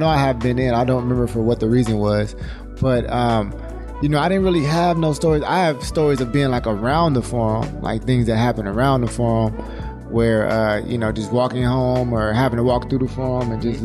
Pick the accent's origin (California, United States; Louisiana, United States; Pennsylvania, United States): California, United States; Inglewood; we from Inglewood. We all went to Inglewood High School.